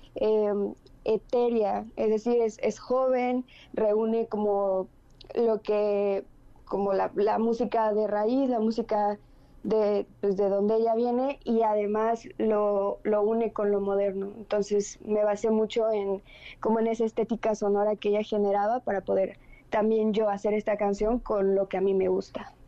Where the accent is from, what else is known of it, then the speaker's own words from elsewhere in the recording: Mérida, Yucatán, Mexico; Soy una cantautora de Mérida, Yucatán, aquí del sureste